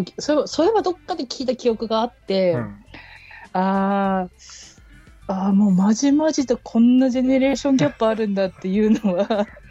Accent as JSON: {"language": "Japanese", "region": "Hokkaido", "country": "Japan", "tie": "born or raised there", "said": "北海道はやっぱり東海よりその経済が回ってないから、導入自動改札機の導入が遅くて、私は結構中学校とかぐらいまで"}